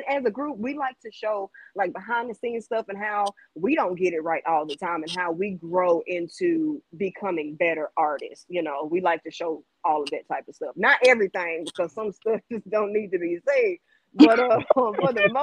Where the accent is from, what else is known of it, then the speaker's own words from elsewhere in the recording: Jackson, Mississippi, United States; Jackson, Mississippi